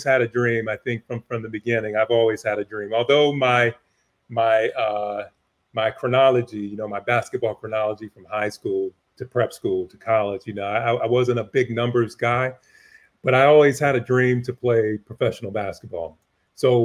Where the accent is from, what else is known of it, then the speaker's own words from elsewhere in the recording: Elizabeth, New Jersey, United States; moved away as an adult; also born or lived in Virginia; growing up in Elizabeth Port, you know, downtown